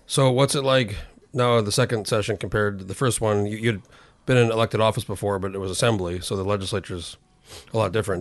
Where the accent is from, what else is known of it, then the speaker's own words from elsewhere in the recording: New Mexico, United States; I grew up in New Mexico, which is pretty bi, pretty big state